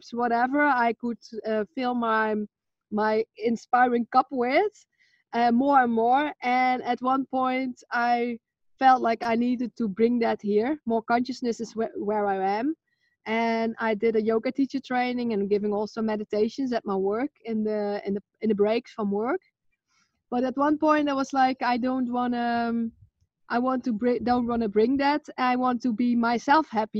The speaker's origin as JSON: {"language": "English", "country": "Netherlands", "said": "I'm from Holland."}